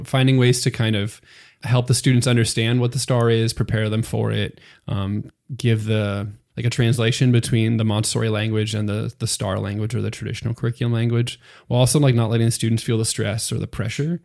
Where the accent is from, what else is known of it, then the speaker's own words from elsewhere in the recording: Pennsylvania, United States; moved away as an adult; now in Texas, United States; I'm from Pennsylvania originally, so that's, um, pretty far away from Texas